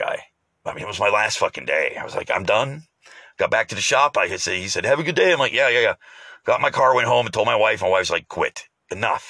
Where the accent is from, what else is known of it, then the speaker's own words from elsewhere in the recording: United States; as Americans